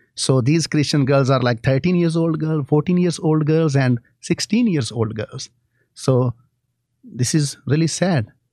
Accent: Pakistan; I have grown up seeing all these things in my country

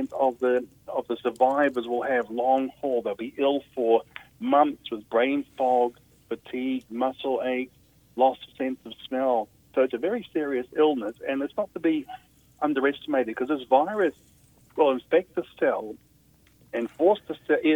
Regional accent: Australia; I come from Australia, as you can probably tell

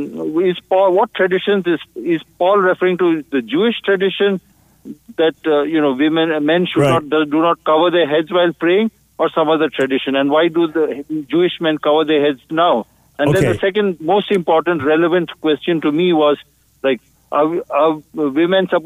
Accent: India; now in United States; I grew up in India in the Plymouth Brethren Church

